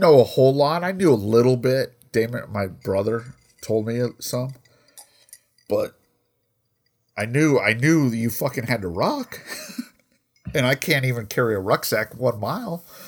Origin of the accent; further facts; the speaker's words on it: Colorado, United States; I grew up in Colorado